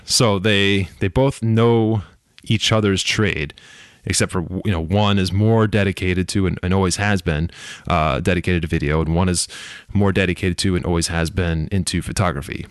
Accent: United States; being an American that live here

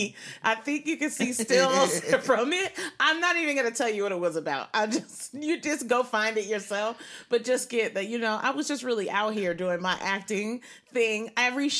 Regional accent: Severn, Maryland, United States; also born or lived in Puerto Rico; I'm from Severn, Maryland, also Puerto Rico

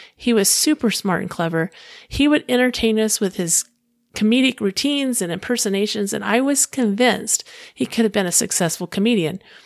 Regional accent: Clearwater, Florida, United States; I was living in my hometown of Clearwater, Florida

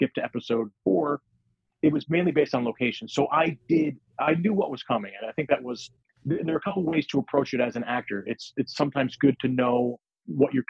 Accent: United States; also born or lived in New York; I was born in New York. I grew up, you know, just outside of New York.

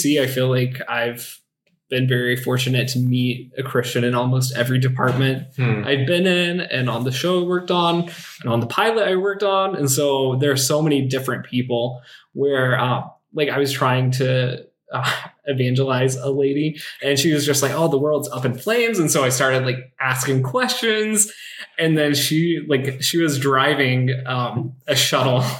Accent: the South, United States; now in Los Angeles, United States; I'm from the South

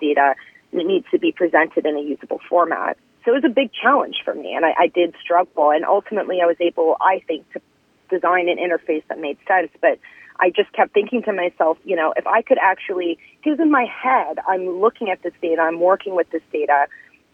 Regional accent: Midwest, United States; also born or lived in California; now in Los Angeles, United States; I was born in California. When I was 8 years old, my family moved to the Midwest because my dad graduated from college

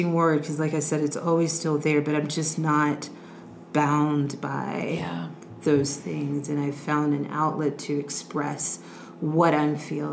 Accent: United States; also born or lived in Houston, Texas; being an American

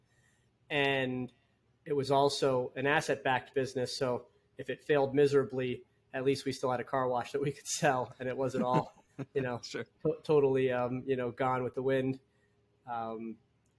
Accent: Long Island, New York, United States; I grew up on Long Island, New York

